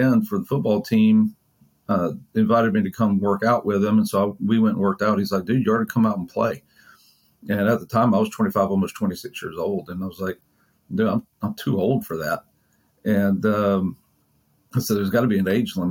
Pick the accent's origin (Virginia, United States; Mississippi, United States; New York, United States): Mississippi, United States; also born or lived in Jackson area, Mississippi; now in Frisco, United States; So I grew up in Mississippi, the majority of the time growing up, I grew up in a relatively rural area. And then we moved when I was in high school to a bigger city just outside of Jackson